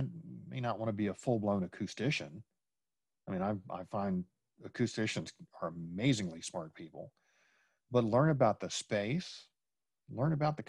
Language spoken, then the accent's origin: English; Washington, District of Columbia, United States; moved away as an adult; also born or lived in Dallas, Texas; I'm originally from the Washington, D.C. area